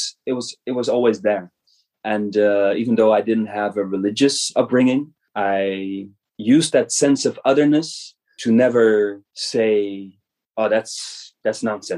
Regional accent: middle of the Netherlands, central Netherlands, Netherlands; born in the Netherlands 34 years ago. Wow, it's been a long time. I was born in the middle of the Netherlands, middle of the country. And my father was born himself in a family that you know goes back, traces back in the Netherlands and this area for centuries, many generations.

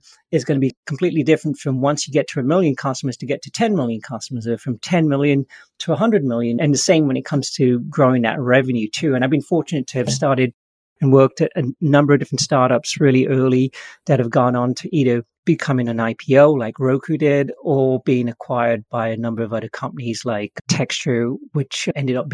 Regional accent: England, United Kingdom; now in San Francisco, United States; I grew up in England, but I found my way over to Silicon Valley in San Francisco.

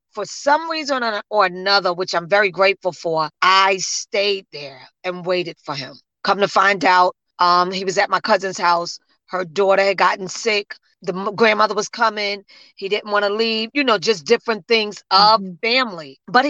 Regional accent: New Jersey, United States; So the hospital is flooded with people because I come from New Jersey there.

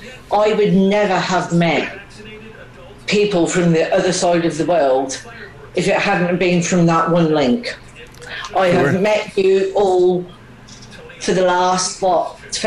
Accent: Scotland, United Kingdom; accent: Scottish; Kate hasn't heard, because I am Scottish, I usually talk like... this would be absolutely amazing. But my Scottish accent is that nobody could understand me.

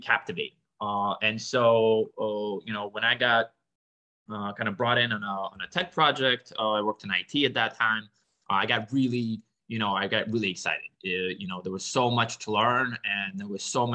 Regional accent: Boston, Massachusetts, United States; also born or lived in Minsk, Belarus; I grew up in Boston, but I was born in Belarus, in Eastern Europe, in Minsk. I, you know, immigrated when I was my family immigrated when I was 9. So I grew up in Boston

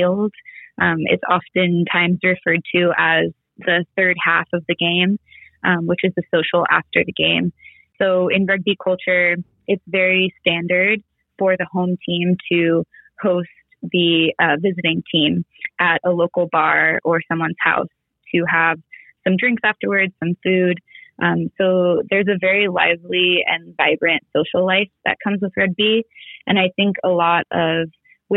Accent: Southern California, United States; I grew up in Southern California

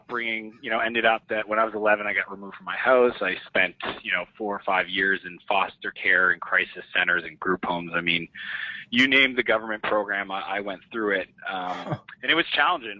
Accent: Moncton, New Brunswick, Canada; moved away as an adult; also born or lived in San Francisco; I grew up in Moncton, New Brunswick.

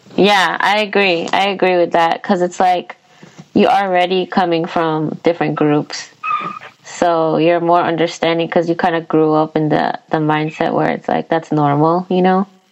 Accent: New York City, New York, United States; we're both from Queens.

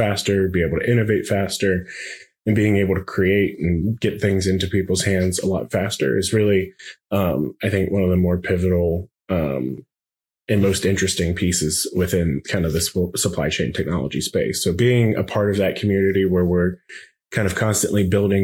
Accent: outside of Pittsburgh, Pennsylvania, United States; Growing up outside of Pittsburgh

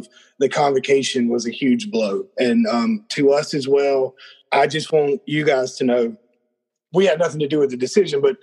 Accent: South Georgia, United States; Growing up in South Georgia, everybody always were given nicknames

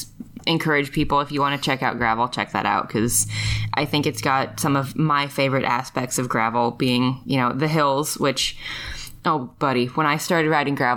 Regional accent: Knoxville, Iowa, United States; growing up in Knoxville

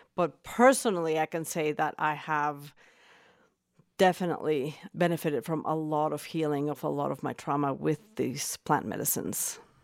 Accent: Mexico City, Mexico; moved away as an adult; now in Boulder, Colorado, United States; I was born and raised in Mexico City

